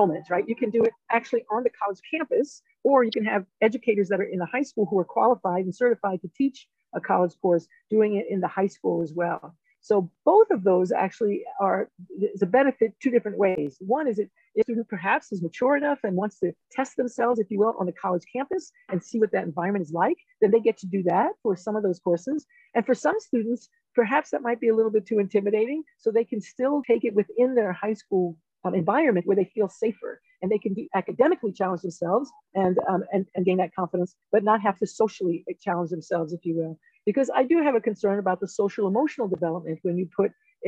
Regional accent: New York City, New York, United States; now in Colorado, United States; I'm a first generation student. I grew up in the South Bronx

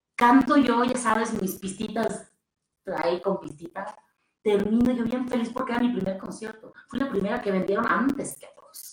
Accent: Puebla, Mexico; moved away; yo, que vengo de Puebla

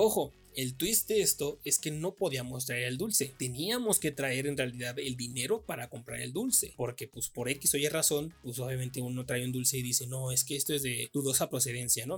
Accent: Mexico

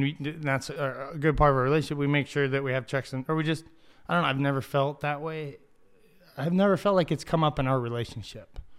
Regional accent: Ocotillo, United States; I'm from Ocotillo

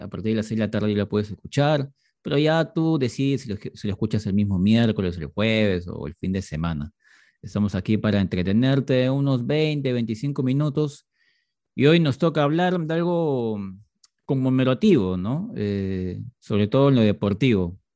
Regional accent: Peru; acá como peruanos

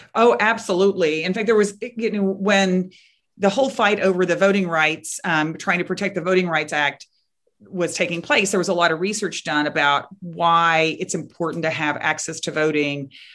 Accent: Texas, United States; my home state of Texas

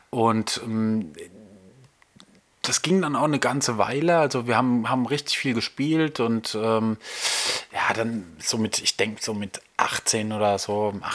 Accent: Nussloch, Baden-Württemberg, Germany; also born or lived in Heidelberg; in Heidelberg bin ich geboren worden und im Nachbarort aufgewachsen. Ähm, äh, und zwar in Nussloch.

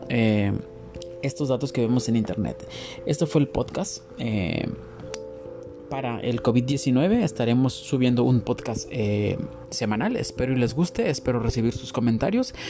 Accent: Mexico; como mexicanos

